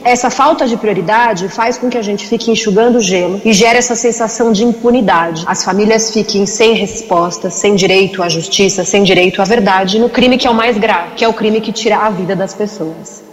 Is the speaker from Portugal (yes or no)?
no; Brazil; No nosso país, no Brasil